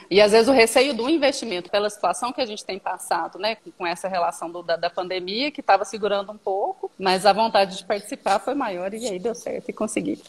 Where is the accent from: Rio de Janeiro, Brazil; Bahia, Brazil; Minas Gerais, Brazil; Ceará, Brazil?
Minas Gerais, Brazil; moved away as an adult; also born or lived in Ribeirão Preto, São Paulo; eu retornei para minha cidade natal. Eu morava numa cidade um pouco maior aqui, próximo da região, Ribeirão Preto, que é mais conhecido no estado de São Paulo, e retornei para cá, para Minas